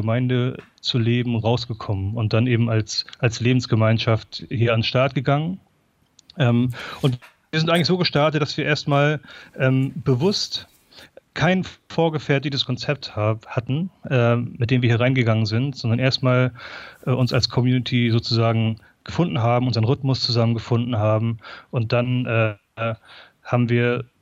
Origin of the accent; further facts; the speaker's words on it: Neubrandenburg, Mecklenburg-Vorpommern, Germany; ich bin, ähm, äh, wie ihr gerade schon gesagt habt, ich komme aus Neubrandenburg